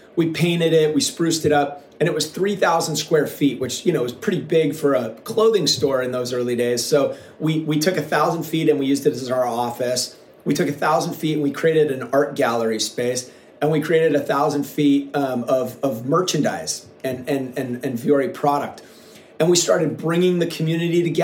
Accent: Seattle, Washington, United States; moved away as an adult; now in Southern California, United States; when I was a kid, I grew up in Seattle

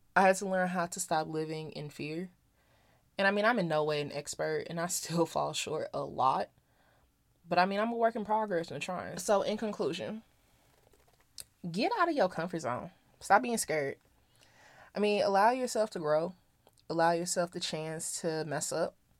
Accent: St. Louis, Missouri, United States; moved away as an adult; now in Las Vegas, United States; I grew up in Saint Louis, went to college in Missouri

